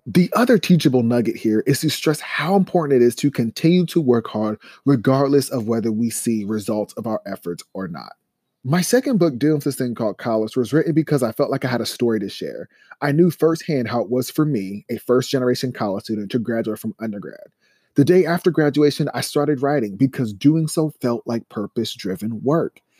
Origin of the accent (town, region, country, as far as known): Columbus, Ohio, United States; born or raised there